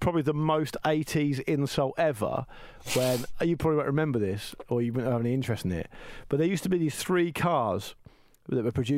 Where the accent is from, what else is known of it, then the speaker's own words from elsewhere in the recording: Gosport, South East England, United Kingdom; growing up in Gosport in the 80s